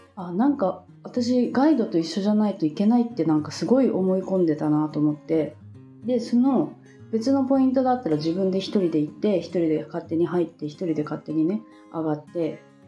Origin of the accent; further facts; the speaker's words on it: Japan; moved away as an adult; now in Indonesia; 日本に帰ったらねあの多分今みたいにその週3回とか4回とかサーフィンがねできなくなるんですよね私の実家が海からすごく遠いところだから